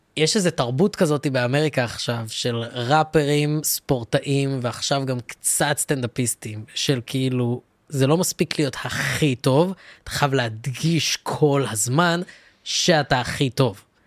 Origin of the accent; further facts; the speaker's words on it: Ra'anana, Central District, Israel; גם אני גדלתי ברעננה, אני גדלתי בין אשכנזים